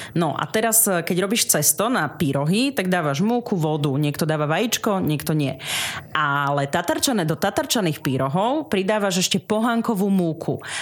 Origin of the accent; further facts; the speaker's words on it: Pichne, Prešov Region, Slovakia; ja pochádzam z rusínskej obce Pichne, to sú tie Pichne, je to okres Snina, asi 6 kilometrov od Sniny, východné Slovensko pri ukrajinských hraniciach